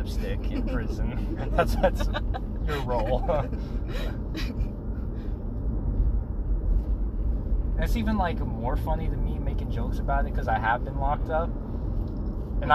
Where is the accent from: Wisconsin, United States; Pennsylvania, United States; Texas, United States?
Texas, United States; San Antonio; moved away; I was actually born in Texas